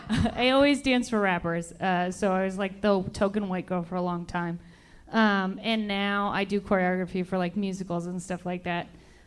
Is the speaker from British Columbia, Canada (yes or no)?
no; Toronto, Ontario, Canada; now in United States; I'm originally from Toronto, Canada.